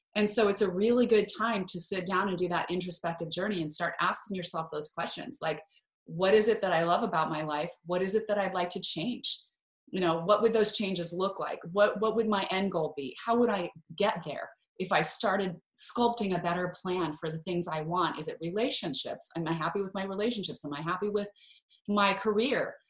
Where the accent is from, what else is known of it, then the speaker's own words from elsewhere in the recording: Idaho, United States; I was born and raised in Idaho, family of nine kids